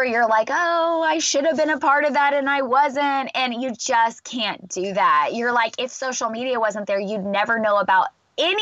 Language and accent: English; Kansas, United States; now in Texas, United States; I live in Texas and I'm from Kansas